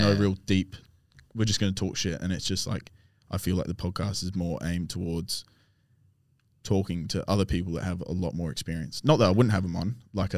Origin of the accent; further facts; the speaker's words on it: Albany, Western Australia, Australia; I grew up in Albany